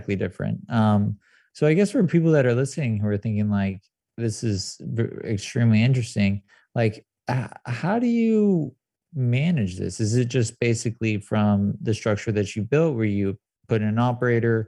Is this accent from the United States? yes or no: yes; San Clemente, California, United States; I grew up in San Clemente